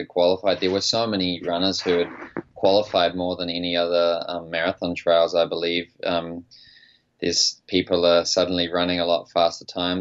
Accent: New Zealand; now in United States; I'm a New Zealander who's based in America

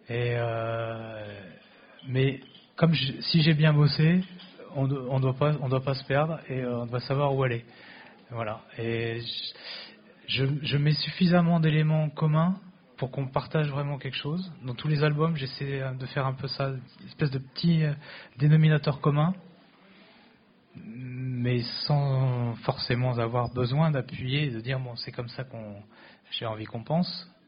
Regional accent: Tours, Centre-Val de Loire, France; born there; Moi, je suis né à Tours.

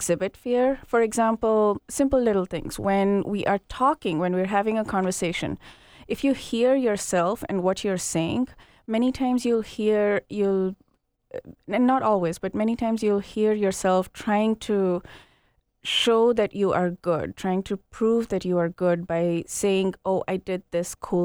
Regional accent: Kenya; moved away; also born or lived in India; I grew up in Kenya, and then the first part of my life there

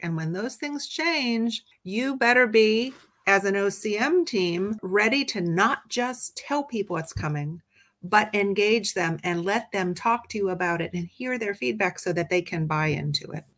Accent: Midwest, United States; moved away; also born or lived in Washington, D.C. area / California; I grew up in the Midwest, but my professional life has been mostly on both coasts, both in the DC area as well as out in California

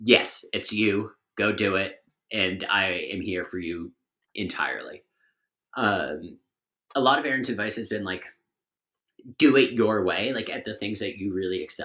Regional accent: Bedford, Massachusetts, United States; we both grew up like a town away from each other in Massachusetts

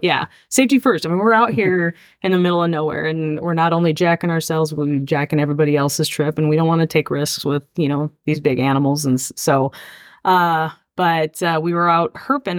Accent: Arizona, United States; we're from Arizona

